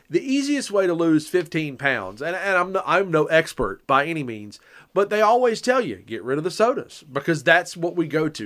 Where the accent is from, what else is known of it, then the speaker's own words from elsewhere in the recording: the South, United States; I'm from the South.